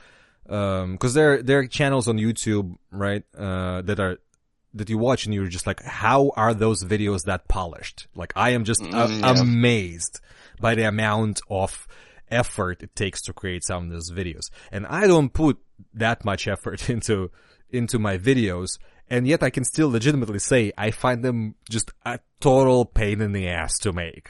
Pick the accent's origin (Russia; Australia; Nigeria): Russia; now in United States; I've played a lot of DOS games growing up in Russia